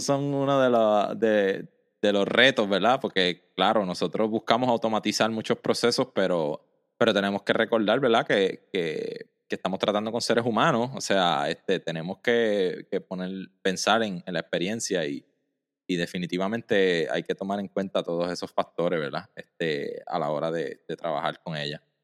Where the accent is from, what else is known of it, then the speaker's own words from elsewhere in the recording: Mayagüez, Puerto Rico; yo soy del área de Mayagüez, Mayagüez en Puerto Rico, eso queda al oeste